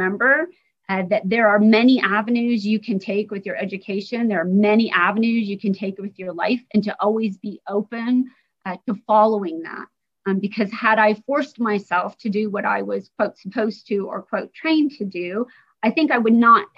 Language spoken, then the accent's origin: English; Indiana, United States; I grew up in Indiana.